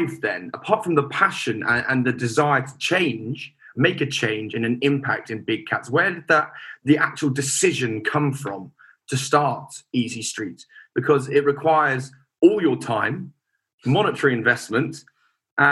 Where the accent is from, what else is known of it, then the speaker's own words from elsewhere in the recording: London, United Kingdom; I'm from London, or in England.